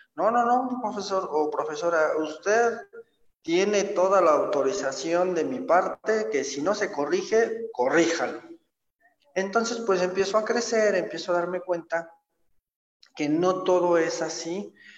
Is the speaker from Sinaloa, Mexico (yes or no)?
no; State of Mexico, Mexico; yo soy originario del Estado de México, nazco en, la Ciudad de México. Eh, mi infancia, mi adolescencia la, llevo a cabo en, en, el Estado de México.